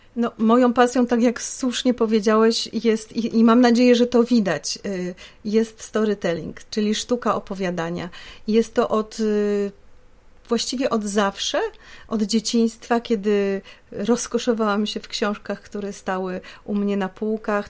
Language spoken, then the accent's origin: Polish; Poznań, Greater Poland, Poland; w rodzinnym Poznaniu